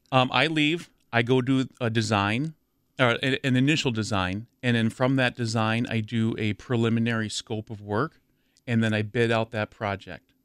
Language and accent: English; near Madison, Wisconsin, United States; also born or lived in Milwaukee, Wisconsin; I grew up near Madison.